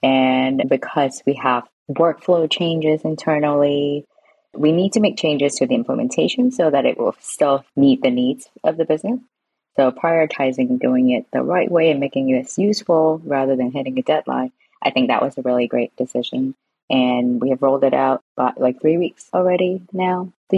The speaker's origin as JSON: {"language": "English", "town": "San Francisco", "region": "California", "country": "United States", "tie": "born or raised there", "also_born_or_lived": "Hong Kong / Japan", "lives_now": "London, United Kingdom", "said": "I grew up in San Francisco, but I was born in Hong Kong. And since then, I've moved to Japan, and I've lived in Hong Kong as well. And I moved back to San Francisco. Now I'm in London, UK."}